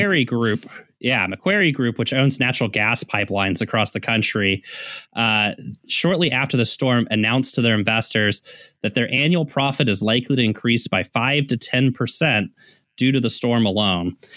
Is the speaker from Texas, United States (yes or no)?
yes; Texas, United States; growing up in Texas